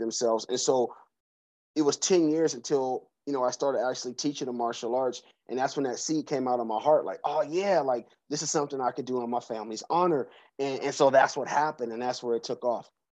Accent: Seattle, Washington, United States; also born or lived in Georgia; now in Atlanta, United States; I'm from Seattle, Washington. I grew up in the CD, uh, right off of Yesler Street

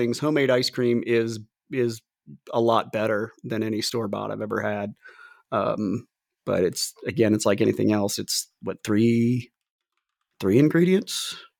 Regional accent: Ohio, United States; moved away; also born or lived in Florida; growing up in the Midwest in Ohio.

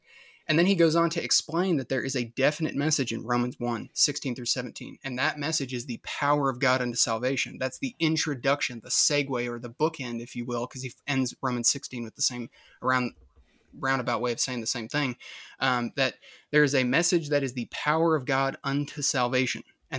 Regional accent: Midwest, United States; but I grew up in the Midwest, and I guess you could technically say the South. All the states that I've lived in all touch one another.

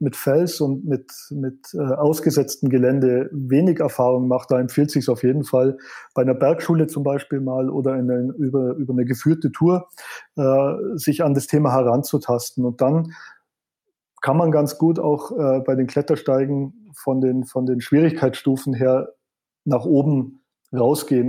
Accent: Allgäu, Bavaria, Germany; ich bin, äh, im Allgäu geboren

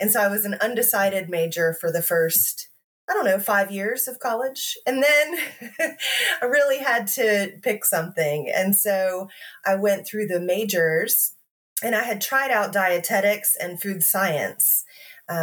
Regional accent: Tennessee, United States; born there; also born or lived in Texas / Georgia; now in North Carolina, United States; No, I was born in Tennessee and spent significant time in Texas and Georgia before settling in North Carolina.

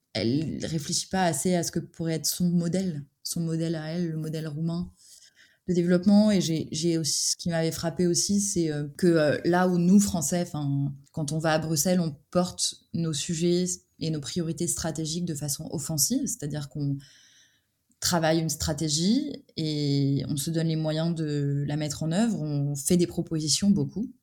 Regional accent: France; moi, en tant que Français

